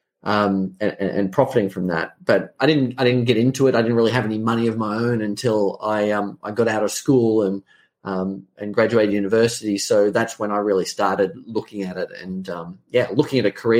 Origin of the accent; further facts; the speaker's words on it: Australia; accent: Australian; I'm an Australian. You can probably tell from the accent.